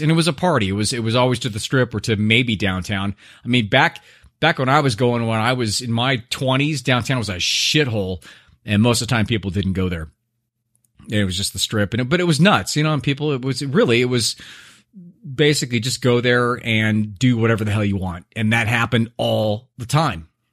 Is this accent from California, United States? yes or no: yes; Orange County, Southern California, United States; now in Scottsdale, United States; I grew up in Southern California.